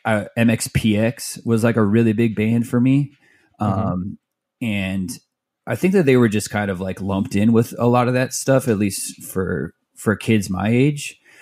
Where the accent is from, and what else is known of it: Mesa, Arizona, United States; born or raised there; also born or lived in Tempe, Arizona / Phoenix, Arizona